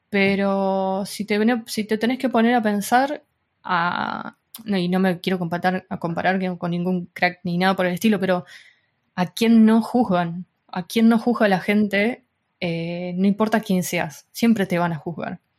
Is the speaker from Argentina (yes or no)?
yes; Argentina; now in Spain; desde que también me, vine de Argentina para España, hubo un corte muy grande